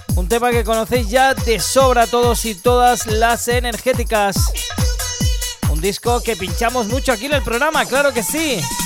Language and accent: Spanish; Valencia, Valencian Community, Spain; en Valencia, en mi tierra